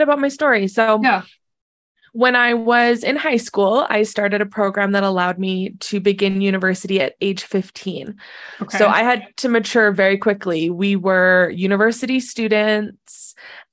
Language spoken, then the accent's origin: English; Southern Alberta, Canada; I'm from Southern Alberta